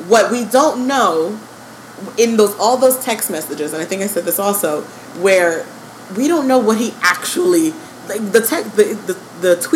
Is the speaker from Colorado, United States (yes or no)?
no; Parkland, Florida, United States; also born or lived in Miami; That is my hometown.